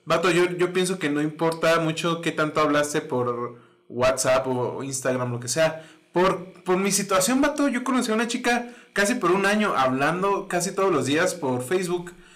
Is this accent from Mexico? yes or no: yes; northern Mexico, Mexico; Soy un típico norteño